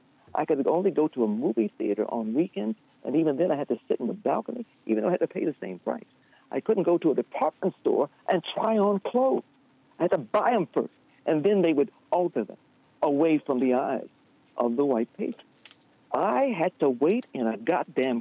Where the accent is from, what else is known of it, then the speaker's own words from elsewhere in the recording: Baton Rouge, Louisiana, United States; now in Detroit, United States; growing up in Baton Rouge, I was born in 1954